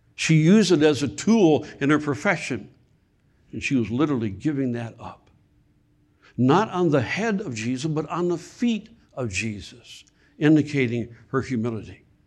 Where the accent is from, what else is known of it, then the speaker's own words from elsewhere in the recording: Michigan, United States; moved away; also born or lived in South Carolina; I, I'm from Michigan